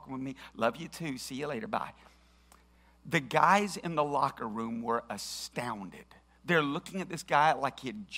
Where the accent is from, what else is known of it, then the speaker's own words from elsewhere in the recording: Tennessee, United States; we're from Tennessee. Nobody here watches golf.